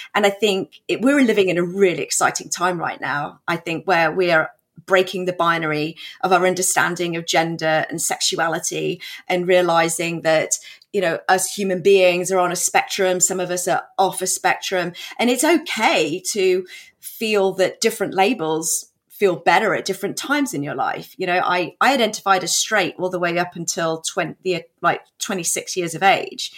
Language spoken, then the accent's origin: English; England, United Kingdom; moved away as an adult; also born or lived in New York, United States; now in Texas, United States; I was born in England.